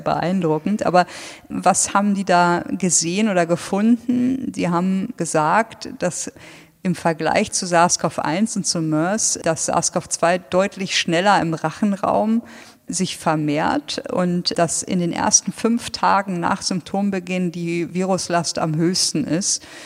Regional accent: Lower Saxony, Germany; moved away; ich bin echter Niedersachse

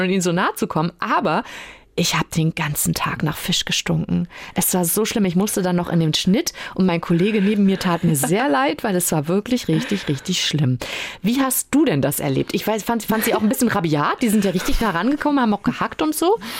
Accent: Western Pomerania, Mecklenburg-Vorpommern, Germany; bei uns in Vorpommern

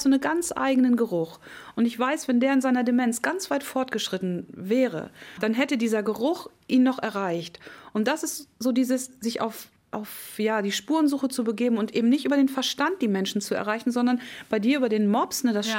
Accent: Kollmar, Schleswig-Holstein, Germany; ich komme ja nun aus Colmar

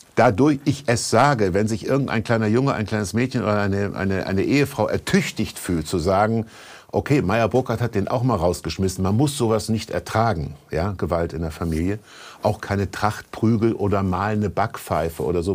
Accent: Kassel, Hesse, Germany; moved away as an adult; also born or lived in Berlin; einen Arzt in Kassel hatte, wo ich aufgewachsen bin

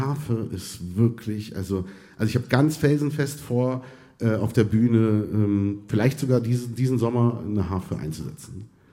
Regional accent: Berlin, Germany; born or raised there; also born or lived in Tunisia / Egypt

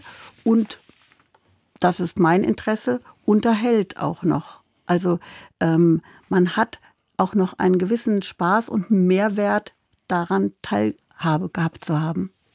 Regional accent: Kassel, Hesse, Germany; moved away as an adult; also born or lived in Berlin / Munich / Hamburg; ich komme ja wie du aus Kassel

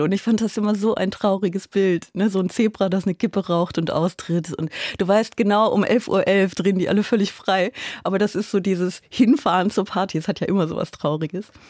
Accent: Aachen, North Rhine-Westphalia, Germany; moved away; Also ich komme ja aus Aachen

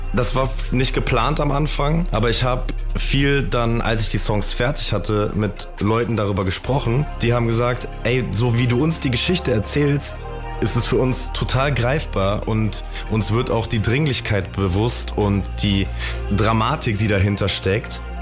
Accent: a suburb of Düsseldorf, North Rhine-Westphalia, Germany; Ich komme ja gar nicht aus Frankfurt tatsächlich, aber das nehmen viele an. Aber ich komme aus äh, einer Vorstadt von Düsseldorf.

